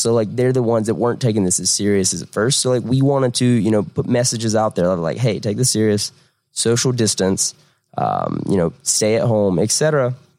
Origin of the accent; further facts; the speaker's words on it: Southern Georgia, United States; moved away as an adult; now in Atlanta, United States; I'm, I'm, not originally from Atlanta. I'm from Southern Georgia, but I moved to Atlanta right after school